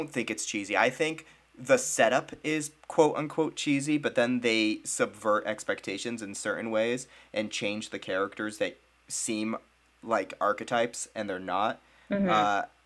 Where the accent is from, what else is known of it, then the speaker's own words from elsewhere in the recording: New England, United States; I grew up in New England